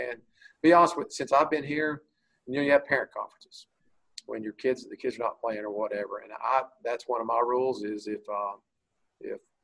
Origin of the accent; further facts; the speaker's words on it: Bowie, Texas, United States; I moved there when I was four, and my dad was the coach there for, I think, 25 years